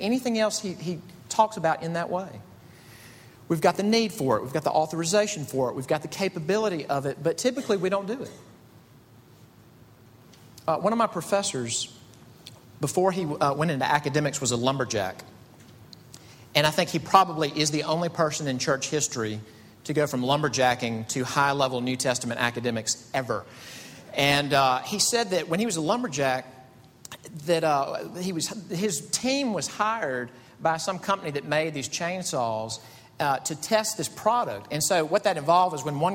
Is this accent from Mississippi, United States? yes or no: yes; Mississippi, United States; moved away as an adult; now in Greenville, United States; I'm from Mississippi